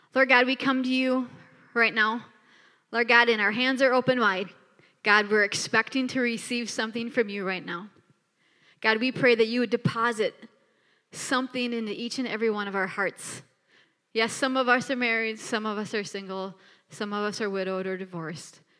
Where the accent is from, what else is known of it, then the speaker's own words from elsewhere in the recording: Minneapolis, Minnesota, United States; now in Bismarck, United States; we are from Minneapolis, Minnesota